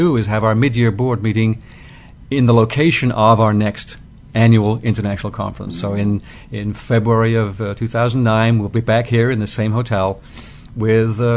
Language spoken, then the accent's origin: English; United Kingdom; moved away as an adult; now in United States; When I moved from Great Britain, which is where I was born, out to the U.S.